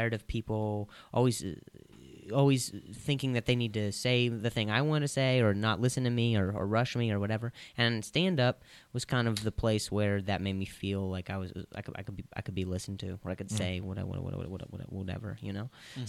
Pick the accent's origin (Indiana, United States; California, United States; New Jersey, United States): Indiana, United States; Indianapolis; also born or lived in Las Vegas; now in Los Angeles, United States; Yes, that's where I live, but I grew up in Indianapolis and then I lived in Vegas for a while.